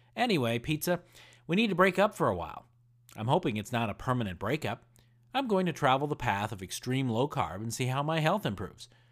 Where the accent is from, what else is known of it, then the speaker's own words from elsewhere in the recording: Indiana, United States; I grew up in Indiana